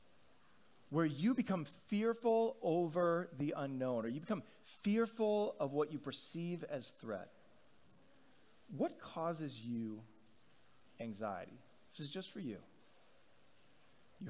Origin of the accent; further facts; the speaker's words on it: Northeast, United States; We come from the Northeast